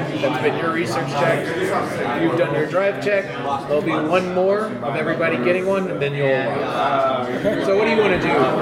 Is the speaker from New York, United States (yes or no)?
no; Savannah, Georgia, United States; I'm actually from Savannah